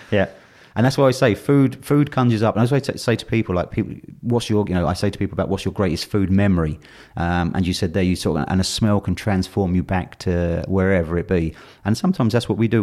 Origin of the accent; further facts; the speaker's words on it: London, United Kingdom; I was born and brought up in London